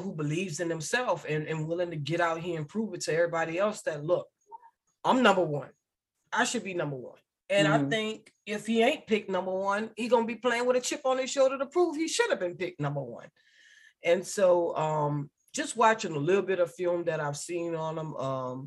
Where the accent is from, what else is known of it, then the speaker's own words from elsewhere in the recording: New Orleans, Louisiana, United States; as a New Orleanian, because I was born and raised in New Orleans